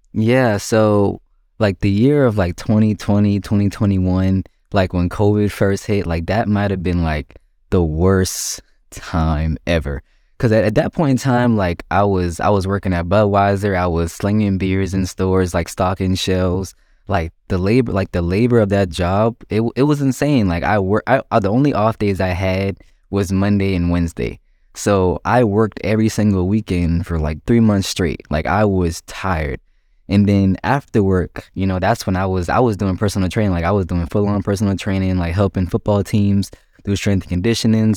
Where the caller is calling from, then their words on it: Myrtle Beach, South Carolina, United States; I'm calling from Myrtle Beach, um, and located in South Carolina